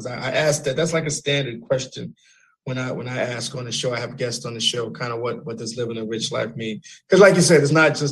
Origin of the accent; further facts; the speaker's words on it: New York City, New York, United States; I don't like to say that I'm Greek. I'm from the Bronx.